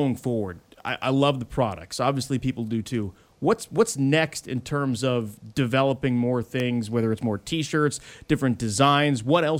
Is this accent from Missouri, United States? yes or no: no; New York, United States; I grew up in the East Coast. I grew up in New York